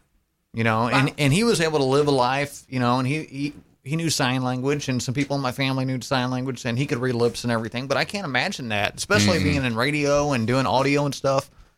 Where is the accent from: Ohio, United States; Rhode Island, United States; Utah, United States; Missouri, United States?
Missouri, United States; St. Louis; That's my hometown.